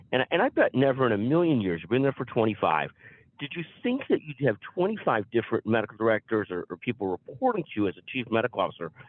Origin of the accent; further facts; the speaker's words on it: Chicago, Illinois, United States; I'm from Chicago